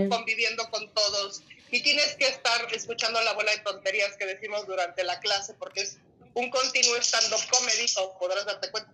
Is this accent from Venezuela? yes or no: no; Mexico; como buenos mexicanos